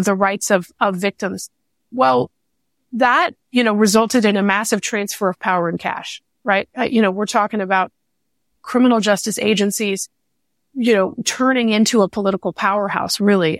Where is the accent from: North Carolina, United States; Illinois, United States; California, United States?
California, United States; as a Californian, a lot of this actually started in, in my home state